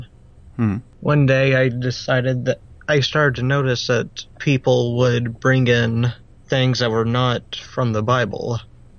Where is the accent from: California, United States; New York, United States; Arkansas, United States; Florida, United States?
Arkansas, United States; I'm from Arkansas in the United States